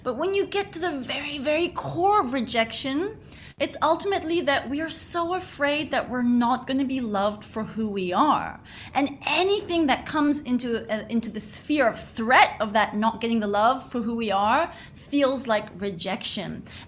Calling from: Bali, Indonesia; Hi, well, I'm tuning in from Bali, so I'm freaking fantastic.

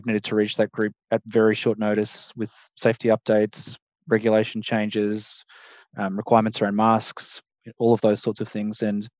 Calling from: Melbourne, Victoria, Australia; Hello, I'm coming in from Melbourne, so hello everyone.

